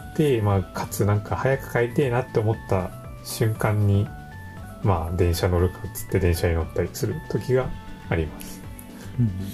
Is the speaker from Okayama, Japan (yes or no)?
yes; Okayama, Japan; now in Tokyo, Japan; パーソナリティは岡山で